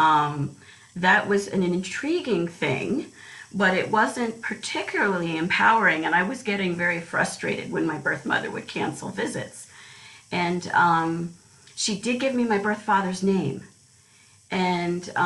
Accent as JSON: {"language": "English", "country": "United States", "tie": "born or raised there", "said": "I was born in the United States"}